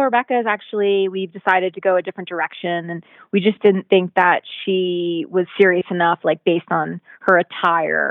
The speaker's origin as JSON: {"language": "English", "town": "Virginia Beach", "region": "Virginia", "country": "United States", "tie": "born or raised there", "said": "I was born there and raised there, and my family's still there to this day"}